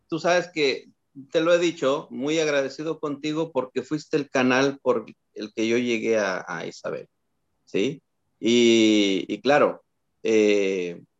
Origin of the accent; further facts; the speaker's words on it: Pinto, Ñuble, Chile; Soy de Pinto, Pinto, Chile.